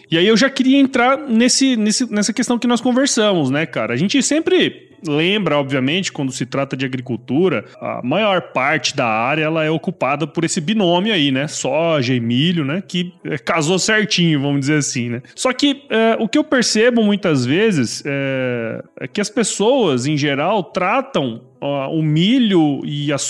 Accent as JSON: {"language": "Portuguese", "region": "Mato Grosso", "country": "Brazil", "said": "É, eu que sou aqui de Mato Grosso, já vi vários ciclos aí acontecer, né, cara?"}